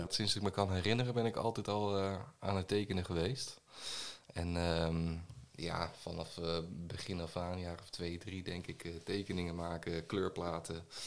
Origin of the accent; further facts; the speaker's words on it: Ede, Gelderland, Netherlands; also born or lived in Arnhem / Nijmegen; ik ben, eh, geboren en getogen in Ede